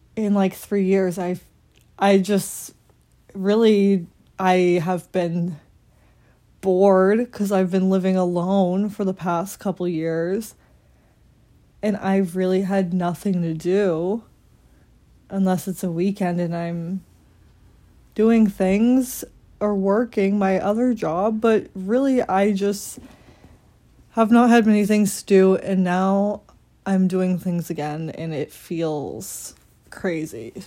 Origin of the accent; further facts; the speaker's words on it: Randolph, Massachusetts, United States; I'm from Randolph, Massachusetts.